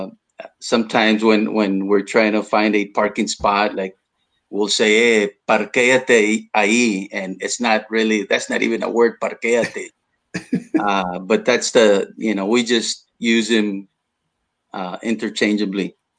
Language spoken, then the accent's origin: English; South Texas, United States; first language Spanish; English is a second language; here in south texas we we have our own vernacular